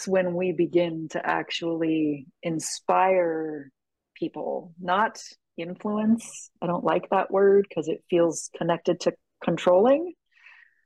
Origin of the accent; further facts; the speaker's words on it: San Francisco, California, United States; I'm from San Francisco